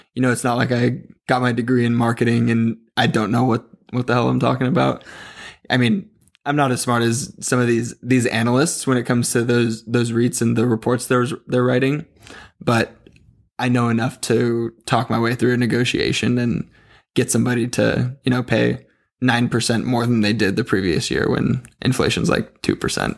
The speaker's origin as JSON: {"language": "English", "region": "Southern California", "country": "United States", "tie": "born or raised there", "also_born_or_lived": "Chico, California", "said": "I grew up in SoCal"}